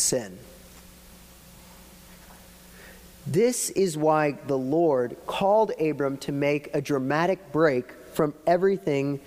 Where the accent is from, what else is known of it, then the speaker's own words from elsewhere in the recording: Florida, United States; moved away as an adult; now in Pittsburgh, United States; we're from Florida